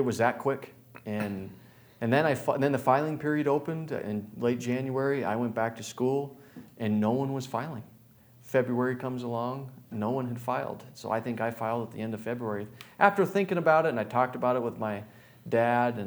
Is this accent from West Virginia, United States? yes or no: no; Anaconda, Montana, United States; moved away; I'm born and raised in Anaconda. Would still be there if I could.